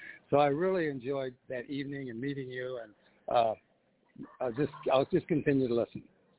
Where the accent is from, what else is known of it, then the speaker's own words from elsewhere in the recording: Detroit, Michigan, United States; because, see, I grew up in Motown in the 60s.